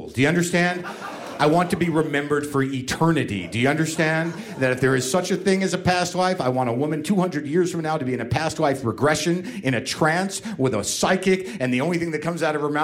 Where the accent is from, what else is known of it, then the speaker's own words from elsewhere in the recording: Albuquerque, New Mexico, United States; moved away; I grew up in Albuquerque